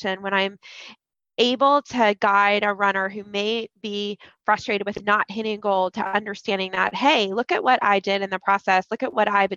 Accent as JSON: {"language": "English", "town": "Columbus", "region": "Ohio", "country": "United States", "tie": "born or raised there", "said": "I grew up in Columbus"}